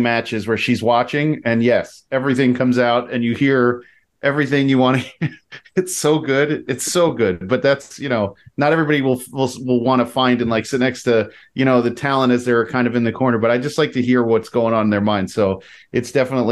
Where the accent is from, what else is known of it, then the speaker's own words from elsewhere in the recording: New York, United States; moved away; also born or lived in New Jersey; I'm from New York regardless that I was in Jersey for 20 years and went back to New York